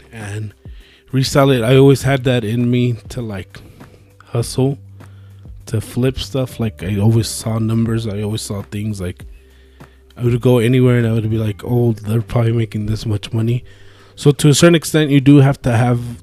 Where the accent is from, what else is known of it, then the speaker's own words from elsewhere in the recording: Phoenix, Arizona, United States; moved away as an adult; now in Albuquerque, United States; I grew up in Phoenix